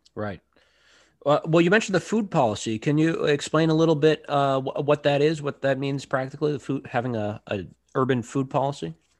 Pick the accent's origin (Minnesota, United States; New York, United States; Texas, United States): Minnesota, United States; St. Paul; my hometown